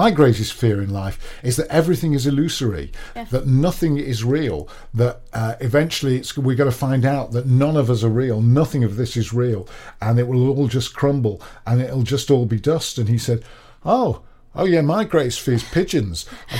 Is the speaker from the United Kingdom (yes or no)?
yes; United Kingdom; because it's because we're British, and that's all we do.